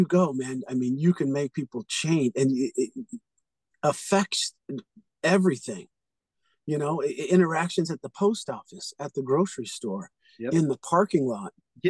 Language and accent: English; California, United States; I'm from California.